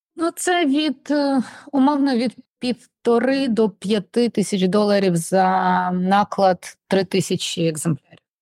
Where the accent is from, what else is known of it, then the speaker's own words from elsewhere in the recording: Odesa, Odesa Oblast, Ukraine; Ukrainian is a second language; я з Одеси, я розмовляла в житті російською